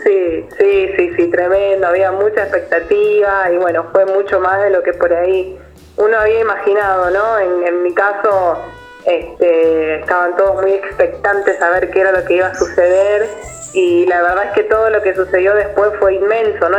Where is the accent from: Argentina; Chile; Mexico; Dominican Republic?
Argentina; Buenos Aires; las dos somos de acá de Buenos Aires